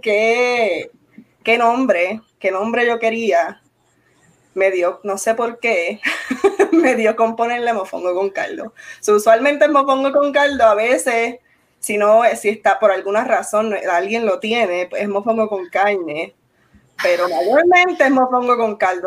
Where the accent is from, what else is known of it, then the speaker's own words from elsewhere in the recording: Arecibo, Puerto Rico; yo soy de Arecibo